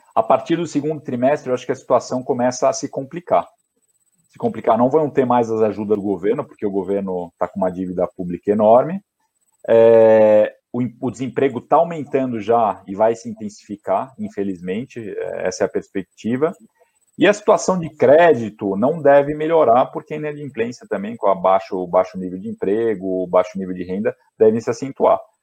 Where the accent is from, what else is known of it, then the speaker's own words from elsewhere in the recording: São Paulo, Brazil; moved away as an adult; nasci em São Paulo, né? Eu nasci na zona norte de São Paulo